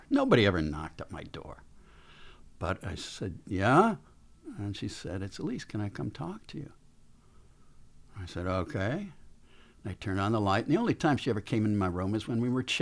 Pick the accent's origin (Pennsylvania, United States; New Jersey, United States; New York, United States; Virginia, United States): New York, United States; Buffalo; I grew up in Buffalo, so we could get, and he would not go on American television, but I could tune in this scratchy Canadian television